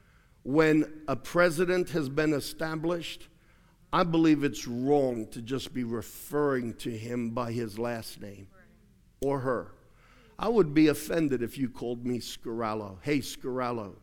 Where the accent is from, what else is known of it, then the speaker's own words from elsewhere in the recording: Australia; moved away as an adult; now in United States; I had lived in Australia for 29 years, even though I'm an American. Aussies reminded me often that I was an American. I'd hear Yankee all the time. And when I first went to school there